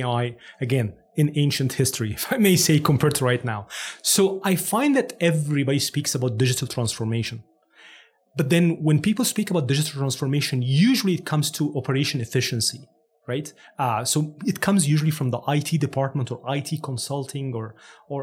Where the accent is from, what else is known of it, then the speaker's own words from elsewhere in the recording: Cairo, Cairo Governorate, Egypt; English is a second language; moved away as an adult; now in Canada; I'm actually born and raised in Cairo, Egypt.